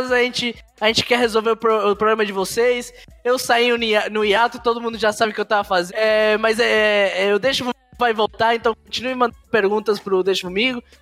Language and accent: Portuguese; Rio de Janeiro, Brazil; Sou carioca e faço parte.